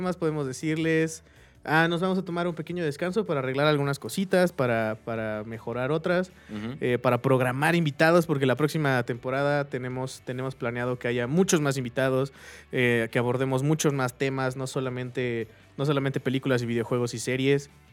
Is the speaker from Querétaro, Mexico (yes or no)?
yes; Querétaro, Mexico; aquí en Querétaro, nosotros somos de Querétaro